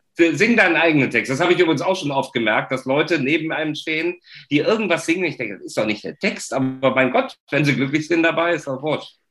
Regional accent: Cologne, North Rhine-Westphalia, Germany; als Kölner

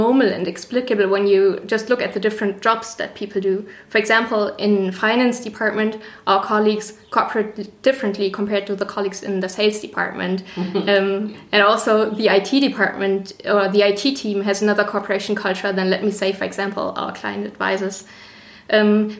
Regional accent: Northern Germany, Germany; moved away as an adult; now in Passau, Germany; I'm originally from Northern Germany, and I came to Passau to do my master's degree

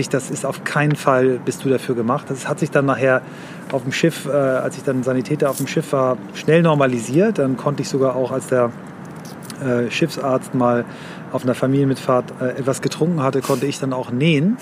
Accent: Kiel, Schleswig-Holstein, Germany; Ich bin in Kiel aufgewachsen, ähm, in wechselnden Stadtteilen da.

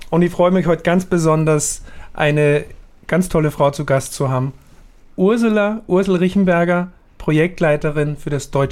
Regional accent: Austria; muss ich ja sagen, dass ich als Österreicher und du geborene Schweizerin

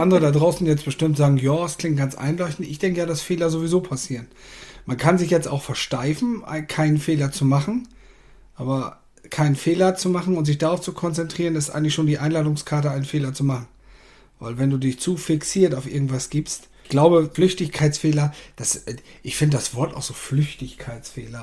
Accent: the North, Northern Germany, Germany; bei uns im Norden

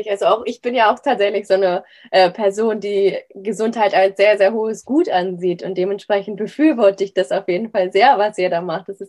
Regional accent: Hamburg, Germany; wir kommen ja auch, auch aus Hamburg, dass man da so einen virtuellen Lauf um Hamburg macht?

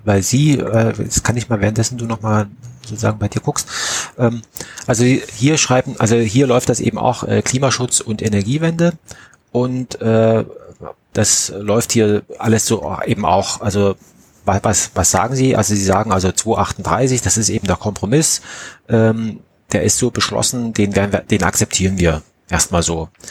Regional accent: Saxony, Germany; meiner Heimatstadt in, in Pönner

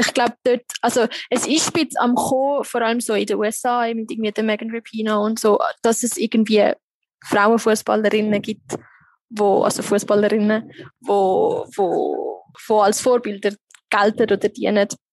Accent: Switzerland; moved away as an adult; now in Egypt; bei uns in der Schweiz

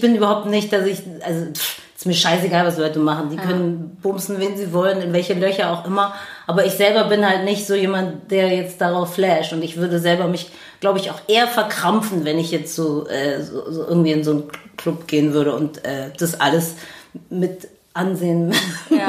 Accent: Berlin, Germany; also born or lived in Neukölln, Berlin; wir sind ja beide nicht in Schöneberg geboren, aber aufgewachsen

